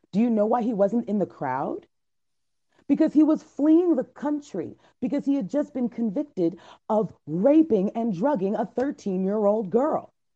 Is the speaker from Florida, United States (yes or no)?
yes; Miami, Florida, United States; I'm from Miami